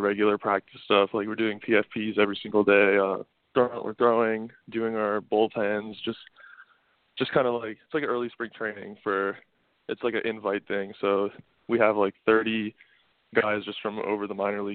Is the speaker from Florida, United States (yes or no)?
yes; Plantation, Florida, United States; also born or lived in Old Bridge, New Jersey; I moved to South Florida when I was about 6 months old, and I've lived in that same house until now. Actually, like I still live in the same house that I've been growing up in. It's in Plantation